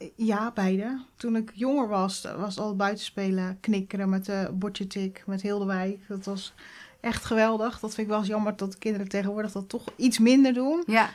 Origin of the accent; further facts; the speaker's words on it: Oud-Beijerland, South Holland, Netherlands; also born or lived in Gouderak; now in Krimpen aan den IJssel, Netherlands; Ik ben eh, opgegroeid in Oud-Beierland. Nou, dat ligt ongeveer een kilometer